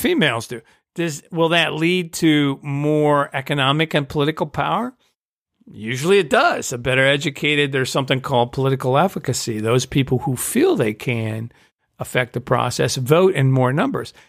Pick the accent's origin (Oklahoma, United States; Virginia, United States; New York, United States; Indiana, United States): Indiana, United States; I grew up in Indiana